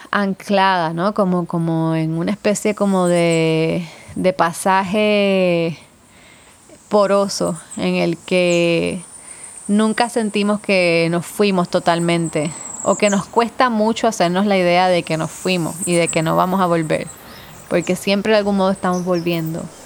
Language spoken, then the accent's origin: Spanish; San Juan, Puerto Rico; also born or lived in Ann Arbor, Michigan / Mexico; now in Ponce, Puerto Rico; yo me fui de San Juan, yo me vine al sur y eso ha cambiado también mi perspectiva de todo lo que tenía que ver con ser puertorriqueña